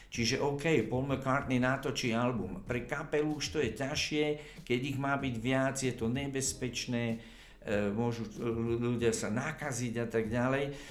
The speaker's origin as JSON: {"language": "Slovak", "country": "Slovakia", "moved": "yes", "lives_now": "Prague, Czechia", "said": "ja som Slovák"}